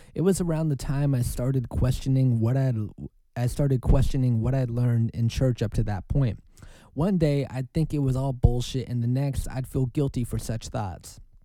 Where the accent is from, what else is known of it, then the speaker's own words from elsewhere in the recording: Oregon, United States; I'm from Oregon.